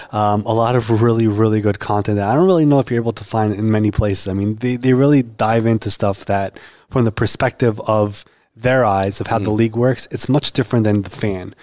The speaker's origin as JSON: {"language": "English", "region": "New York", "country": "United States", "said": "I'm from New York"}